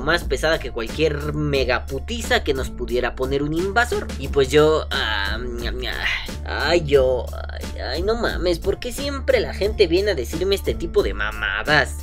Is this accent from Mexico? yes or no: yes; Mexico; nosotros como vapeadores mexicanos